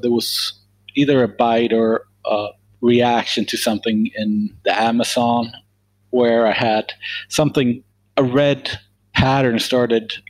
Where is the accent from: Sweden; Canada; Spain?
Sweden; moved away as an adult; now in United States; I'm from Sweden originally.